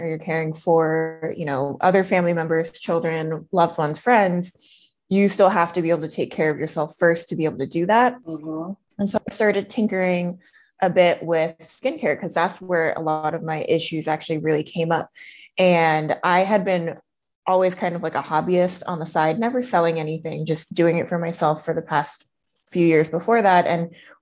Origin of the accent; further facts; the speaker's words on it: East Coast, United States; now in Denver, United States; I currently live in Denver, although I'm originally from the East Coast.